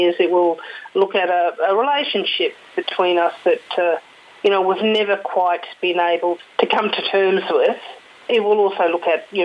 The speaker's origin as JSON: {"language": "English", "region": "Queensland", "country": "Australia", "said": "as a Queenslander"}